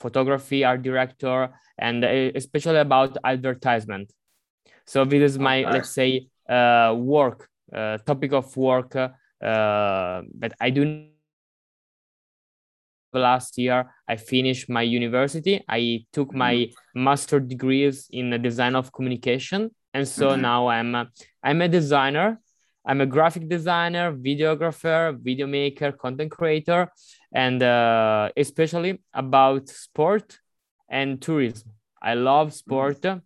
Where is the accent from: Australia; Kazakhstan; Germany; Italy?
Italy; Monza, Lombardy; I'm not exactly from Milan, but in a near city, which is Monza